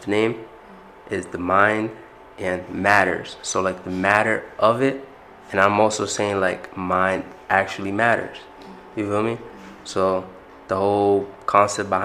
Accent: Providence, Rhode Island, United States; I'm from Providence, Rhode Island. I went to Central High

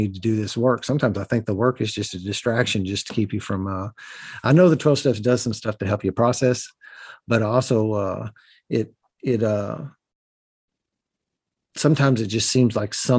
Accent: Southern Indiana, United States; accent: Southern Indiana hillbilly; I talk in what I call Southern Indiana hillbilly

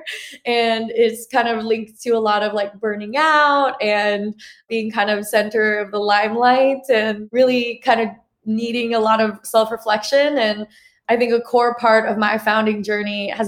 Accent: Portland, Oregon, United States; also born or lived in New York City, New York, United States; I was born and raised in New York City. And then when I was 9, I moved to Portland, Oregon.

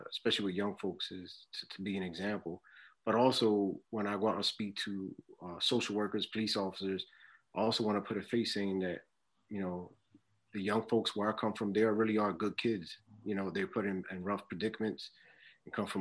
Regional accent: Philadelphia, Pennsylvania, United States; I'm born and raised in Philly

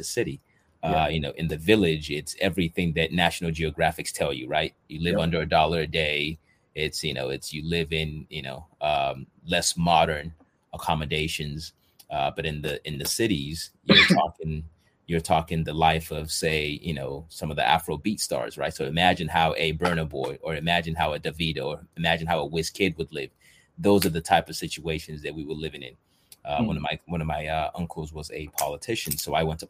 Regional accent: Santa Monica, California, United States; moved away as an adult; also born or lived in Nigeria / Los Angeles, California; now in Japan; when I moved in with my parents when I was 10 years old, I grew up in Southern California, the Santa Monica area

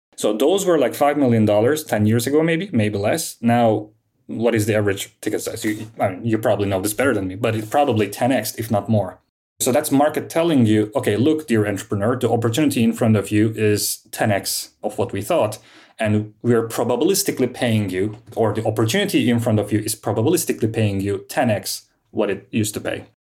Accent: Istanbul, Turkey; also born or lived in London; I was born and raised in Istanbul, and I studied here.

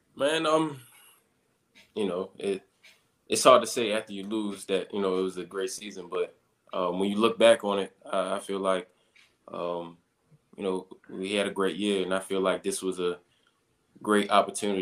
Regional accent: Baltimore, Maryland, United States; moved away as an adult; now in Green Bay, United States; growing up in Baltimore

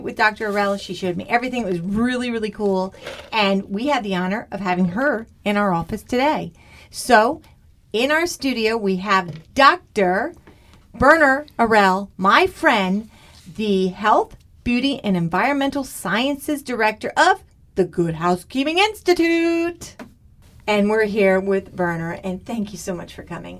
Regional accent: Istanbul, Turkey; English is a second language; moved away as an adult; now in United States; I'm originally from Turkey. I was born in Istanbul. And I was there through my undergrad studies.

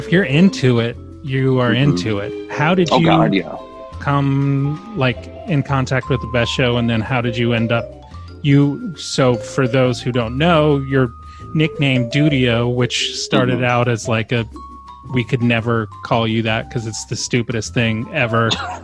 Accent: Asheville, North Carolina, United States; I came from Asheville, yeah.

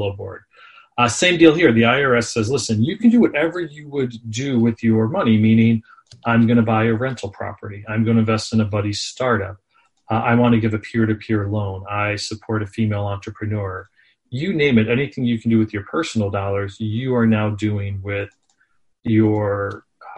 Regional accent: Scranton, Pennsylvania, United States; moved away as an adult; also born or lived in Philadelphia; I grew up in the Northeast, as I said, actually in Scranton, PA.

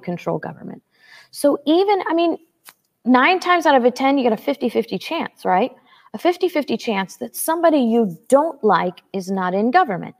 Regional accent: St. Louis, Missouri, United States; I grew up in St. Louis, Missouri.

